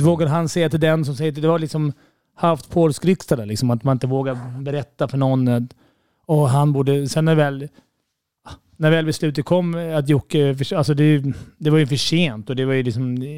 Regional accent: Stockholm, Stockholm County, Sweden; Även fast vi är från Stockholm och det, man känner att vi är mästarmästarna

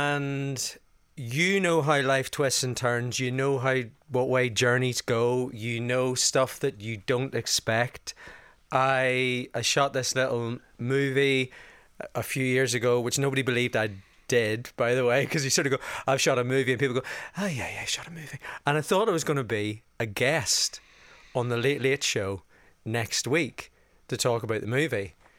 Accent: Northern Ireland, United Kingdom; growing up in County Down.

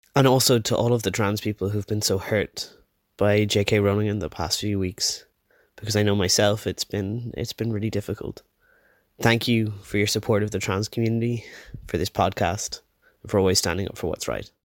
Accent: Wicklow, Leinster, Ireland; I'm from Wicklow in Ireland

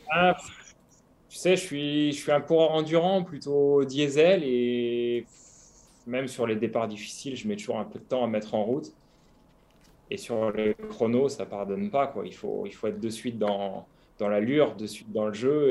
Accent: Saint-Hilaire-du-Harcouët, Normandy, France; also born or lived in Côte d'Azur, near Nice; now in Nice area, France; je suis, tout simplement né et mes racines sont en Normandie

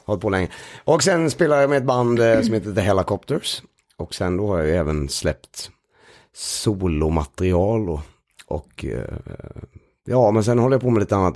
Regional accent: Sweden; born or raised there; moved away as an adult; now in Stockholm, Sweden

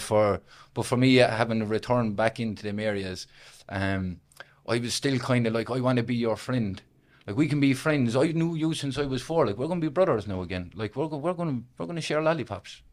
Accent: Limerick, Munster, Ireland; I originally come from a place called Weston, which is based inside Limerick City

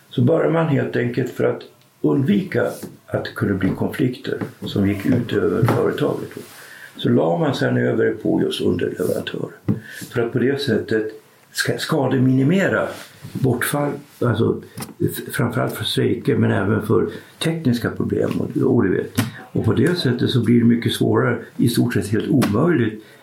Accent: Skellefteå, Västerbotten County, Sweden; jag är född i Skellefteå, ute mm. i Norrland.

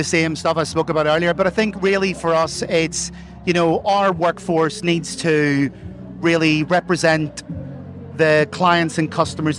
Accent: Ireland; accent: Irish; now in Chester, United Kingdom; I live in Chester, but I'm from Ireland. You probably hear from the accent. And I'm one of the regional leads here based in Chester for Bank of America.

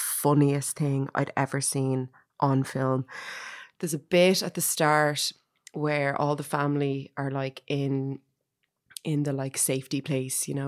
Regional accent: Ireland; as an Irish person

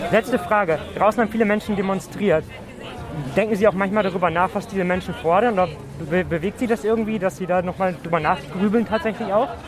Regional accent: Barnstorf, Lower Saxony, Germany; moved away; ich bin in meine alte Heimat nach Barnsdorf gefahren

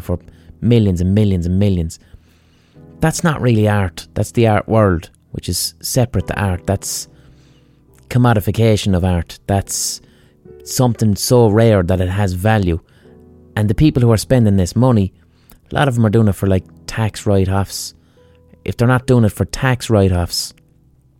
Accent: Limerick, Munster, Ireland; I'm from Limerick.

